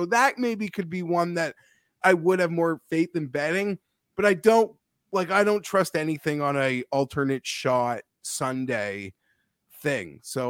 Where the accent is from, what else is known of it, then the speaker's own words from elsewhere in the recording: Toronto, Ontario, Canada; Filmed in my hometown.